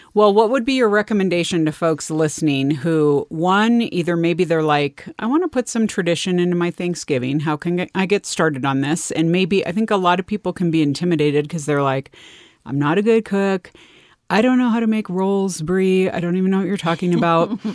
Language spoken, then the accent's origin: English; California, United States; my experience growing up in California